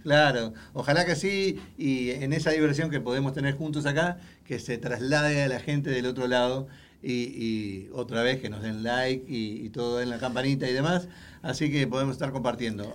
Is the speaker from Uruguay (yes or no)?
yes; Uruguay; now in Houston, United States; soy originario de Uruguay, este, allá en Sudamérica